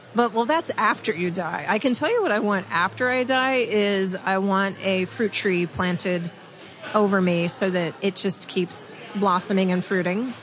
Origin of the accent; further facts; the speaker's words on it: California, United States; now in San Francisco, United States; I'm from California